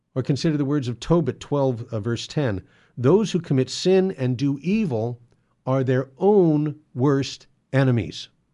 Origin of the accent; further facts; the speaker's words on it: San Gabriel Valley, Southern California, United States; I live in Southern California, and I grew up here in the San Gabriel Valley at the, uh, bottom of the foothills